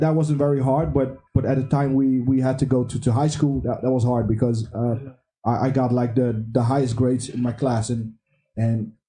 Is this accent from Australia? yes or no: no; DR Congo; now in Netherlands; I come from the Congo, uh, the, the Democratic Republic of Congo